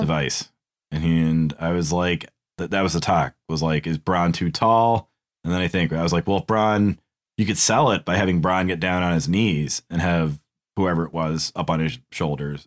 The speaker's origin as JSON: {"language": "English", "region": "New England", "country": "United States", "said": "We're from New England"}